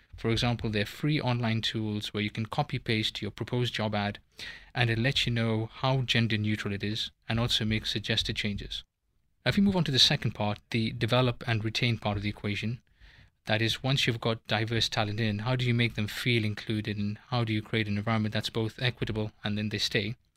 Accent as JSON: {"language": "English", "country": "Kenya", "tie": "born or raised there", "also_born_or_lived": "United Kingdom", "moved": "as an adult", "lives_now": "Switzerland", "said": "I am a straight male of Indian origin who was born and brought up in Kenya, went to university in the U K"}